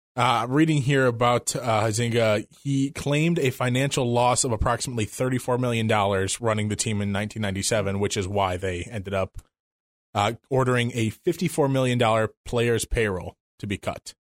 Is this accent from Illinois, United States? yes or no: yes; Illinois, United States; growing up in Illinois